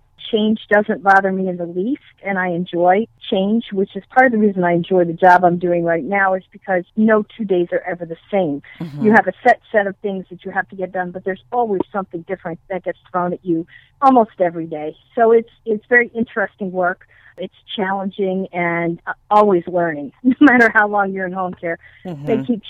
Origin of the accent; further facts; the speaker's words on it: East Coast, United States; also born or lived in Arlington, Massachusetts / Connecticut / Vermont; I grew up on the East Coast from Vermont to Virginia. My dad was a pastor for 37 years, and he was in different congregations in different states. So that was the reason for our moving. I was born in Arlington, Massachusetts